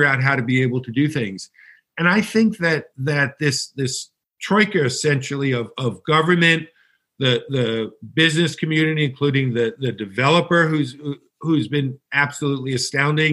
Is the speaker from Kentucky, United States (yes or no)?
no; New York, United States; I'm a kid from New York